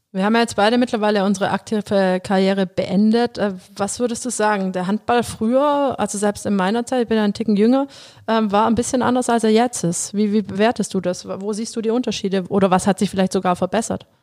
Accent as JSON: {"language": "German", "town": "Metzingen", "region": "Baden-Württemberg", "country": "Germany", "said": "Mein Papa, der ist Abteilungsleiter geworden bei uns in Metzingen"}